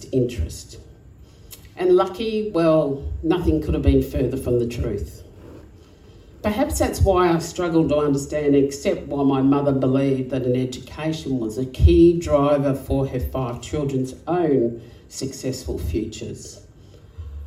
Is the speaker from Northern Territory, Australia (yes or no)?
yes; Alice Springs, Northern Territory, Australia; moved away as an adult; also born or lived in South Australia; Growing up in Alice Springs was hard